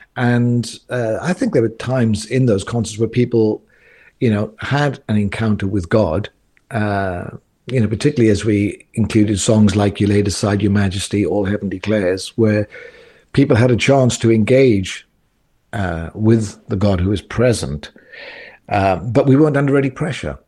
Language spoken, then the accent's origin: English; South Wales, United Kingdom; moved away as an adult; also born or lived in Cobham, Surrey; I grew up in South Wales in a Pentecostal church